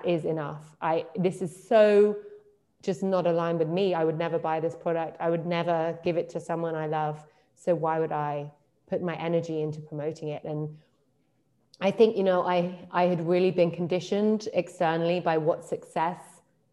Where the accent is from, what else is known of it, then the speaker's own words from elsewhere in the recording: London, United Kingdom; moved away as an adult; also born or lived in Berlin; I'm from London